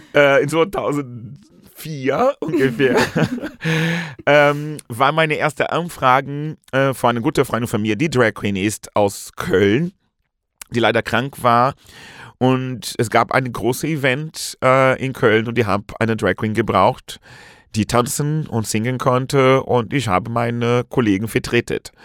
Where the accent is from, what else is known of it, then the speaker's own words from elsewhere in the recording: Brazil; German is a second language; moved away as an adult; now in Germany; ich komme aus Brasilien ursprünglich, mhm. nun lebe seit vielen, vielen Jahren hier in Deutschland